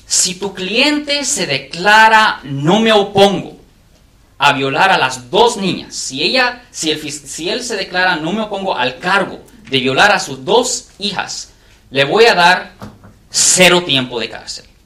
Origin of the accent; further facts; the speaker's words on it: San Francisco Bay Area, California, United States; Spanish is a second language; español no es mi primer idioma, yo he hablado español desde que, desde que, soy niño, pero nací aquí en el área de la bahía